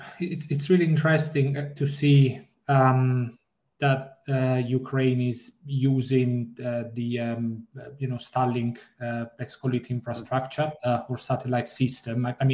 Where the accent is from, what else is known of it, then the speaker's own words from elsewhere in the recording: Italy; accent: Italian; English is a second language; now in United Kingdom; I'm based in the UK, although I'm Italian, you can probably spot from my accent.